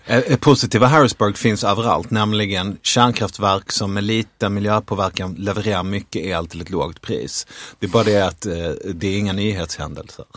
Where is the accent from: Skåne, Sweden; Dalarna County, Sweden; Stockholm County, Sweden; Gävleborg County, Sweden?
Skåne, Sweden; Vi är båda från Skåne